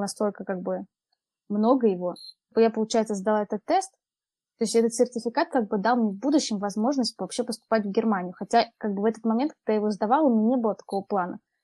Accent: Tomsk, Tomsk Oblast, Russia; moved away as an adult; also born or lived in Poland; now in Munich, Germany; Я из Томска, и, получается, 18 лет. 18 лет я там училась в школе, и 18 лет я переехала в Польшу

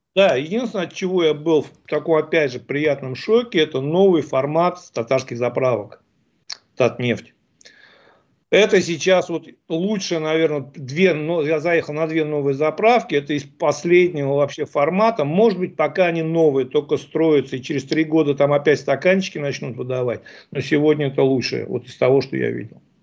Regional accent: Ufa, Bashkortostan, Russia; сами из Уфы

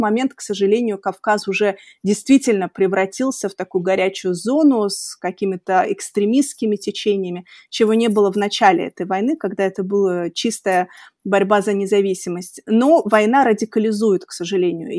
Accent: Makhachkala, Dagestan, Russia; moved away; я росла в Махачкале и закончила mm-hmm. там школу

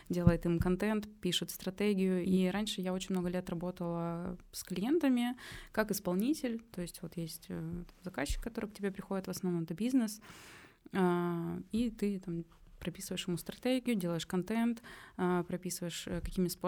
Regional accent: Omsk, Omsk Oblast, Russia; moved away as an adult; now in Saint Petersburg, Russia; Я переехала в Питер э, из Омска, и я тогда там только закончила универ

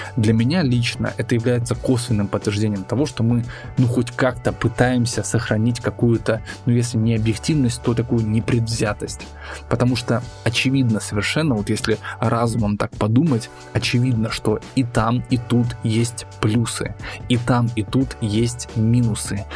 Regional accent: Russia

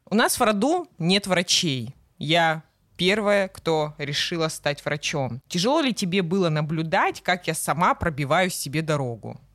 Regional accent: Krasnodar, Krasnodar Krai, Russia; нарядная улица в центре города Краснодара, откуда я родом и где мы сейчас, собственно, записываем подкаст

